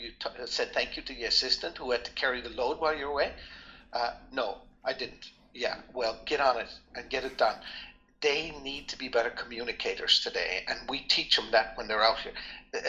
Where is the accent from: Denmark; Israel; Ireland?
Ireland; also born or lived in France / Netherlands; now in United States; I always talk about I grew up in Ireland. Maybe I was a little bit sheltered. You know, it was all Irish people.